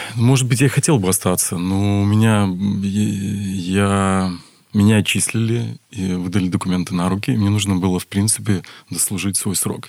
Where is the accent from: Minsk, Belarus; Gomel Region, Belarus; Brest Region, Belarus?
Brest Region, Belarus; Brest; also born or lived in Saint Petersburg; родился я в городе Бресте, я брещанин коренной